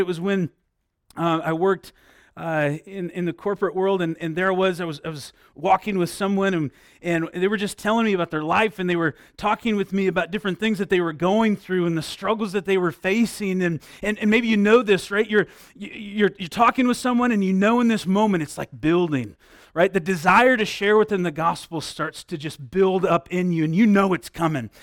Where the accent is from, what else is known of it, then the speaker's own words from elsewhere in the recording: Midwest, United States; moved away; I grew up in the Midwest.